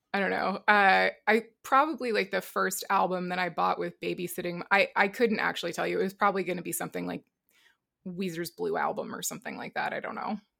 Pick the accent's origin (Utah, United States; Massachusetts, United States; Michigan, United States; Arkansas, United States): Massachusetts, United States; Boston; I'm from Boston